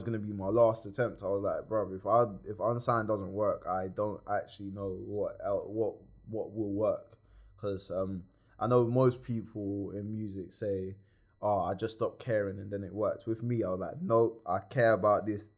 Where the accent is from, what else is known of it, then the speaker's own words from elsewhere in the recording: Croydon, London, United Kingdom; also born or lived in New Addington; I was from New Adderton and I was raised in East Croydon.